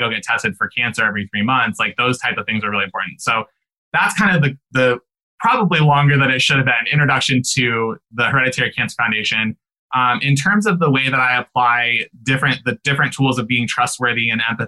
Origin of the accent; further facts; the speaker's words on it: Omaha, Nebraska, United States; we grew up in Omaha, Nebraska